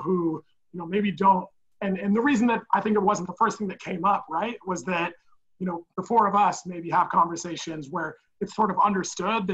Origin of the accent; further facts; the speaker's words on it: Portland, Oregon, United States; now in Brooklyn, United States; I grew up in Portland, Oregon